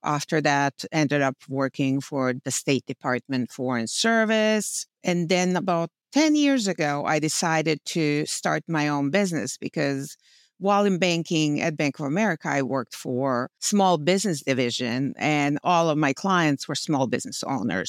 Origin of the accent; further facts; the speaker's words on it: Bosnia & Herzegovina; English is a second language; moved away as an adult; also born or lived in New Jersey; now in United States; I came here to this country and I spoke zero English. I had college education from home. I had great job in banking.